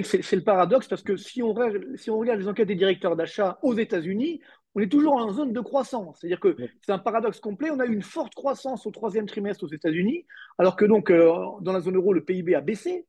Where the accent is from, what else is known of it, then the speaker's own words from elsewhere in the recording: France; chez nous en France